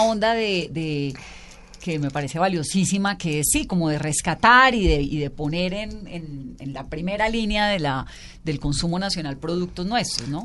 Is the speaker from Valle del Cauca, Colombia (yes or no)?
yes; Valle del Cauca, Colombia; yo soy vallecaucana, entonces por supuesto pues como chontaduro